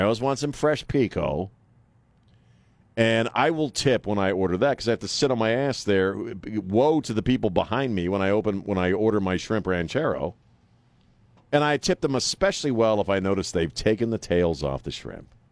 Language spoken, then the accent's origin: English; United States; now in San Antonio, United States; I grew up on Chesapeake Bay